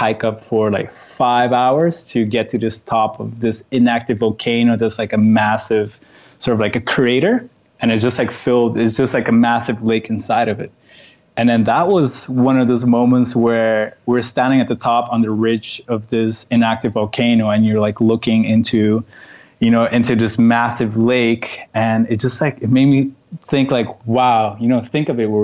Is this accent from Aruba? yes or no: yes; Aruba; moved away as an adult; also born or lived in Netherlands / Canada / London; now in Warsaw, Poland; growing up in Aruba, small island of 30 kilometers